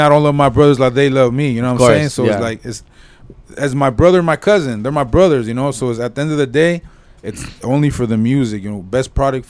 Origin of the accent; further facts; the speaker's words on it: Whittier, California, United States; we're all from Whittier.